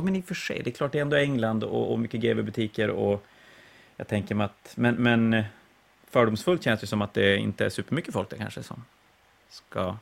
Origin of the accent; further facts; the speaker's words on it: Sweden; Som svensk